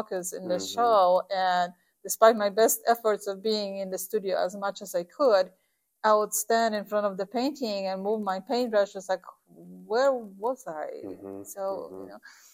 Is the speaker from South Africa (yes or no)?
no; Poland; moved away as an adult; also born or lived in Warsaw; now in Galesburg, United States; I'm originally from Poland.